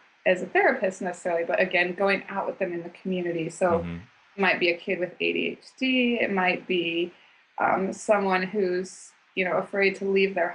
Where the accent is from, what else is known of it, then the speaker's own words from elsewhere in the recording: Boise, Idaho, United States; I grew up in Boise, Idaho, which no one knows anything about, but it's a really great place